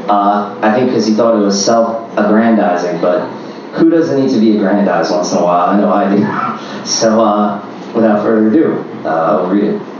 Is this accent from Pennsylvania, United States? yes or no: no; New York City, New York, United States; Uh, I'm from Queens.